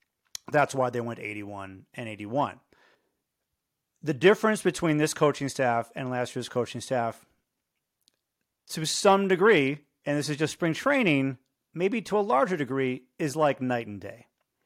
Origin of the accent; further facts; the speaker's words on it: Chicago, Illinois, United States; moved away as an adult; I grew up in Chicago. I grew up a White Sox fan.